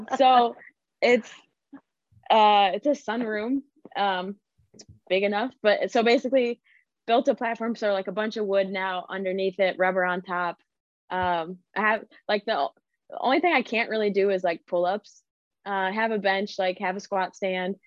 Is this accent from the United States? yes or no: yes; Cleveland, Ohio, United States; I grew up in Cleveland, Ohio. That's where I'm from